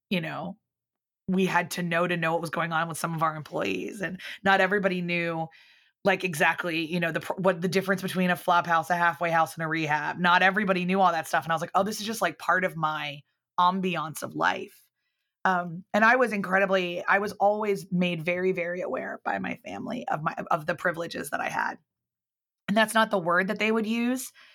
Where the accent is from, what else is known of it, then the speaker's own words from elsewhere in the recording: outside of Philadelphia, Pennsylvania, United States; moved away as an adult; also born or lived in Northern Ireland; I grew up outside of Philadelphia